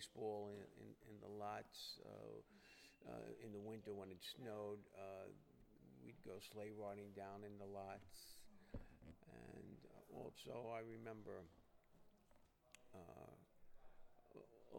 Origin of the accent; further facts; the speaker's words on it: New York City, New York, United States; born in Brooklyn. I grew up in Bensonhurst